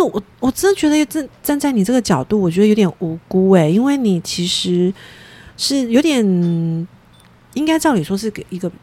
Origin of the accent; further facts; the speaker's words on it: Taiwan; 我们台湾人